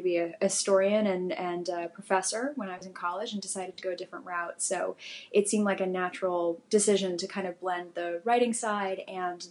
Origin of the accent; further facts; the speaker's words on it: Pasadena, California, United States; moved away as an adult; also born or lived in London; now in New York City, United States; I grew up in Pasadena